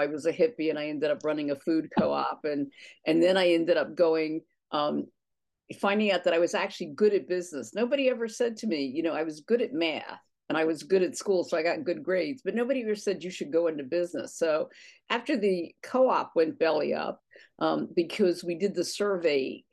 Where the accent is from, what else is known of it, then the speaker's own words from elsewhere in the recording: near Drexel Hill, Pennsylvania, United States; I grew up closer to Drexel Hill, and a suburban girl